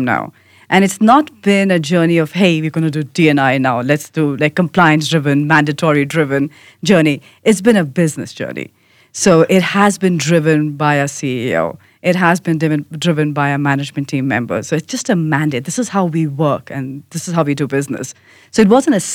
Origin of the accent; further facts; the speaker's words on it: India; moved away; I'm an immigrant, I have an accent, I'm from India